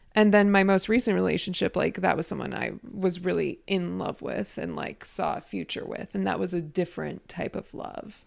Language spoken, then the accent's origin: English; United States; I'm American